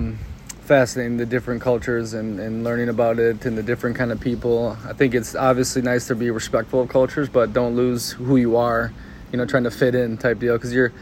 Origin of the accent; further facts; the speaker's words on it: United States; moved away; also born or lived in Copenhagen, Denmark; obviously I'm speaking English. And they're like, oh, he's just an American.